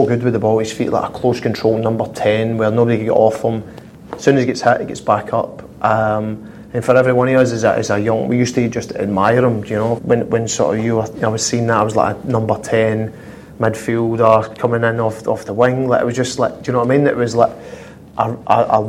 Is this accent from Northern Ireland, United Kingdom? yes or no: no; Glasgow, Scotland, United Kingdom; moved away as an adult; growing up in Glasgow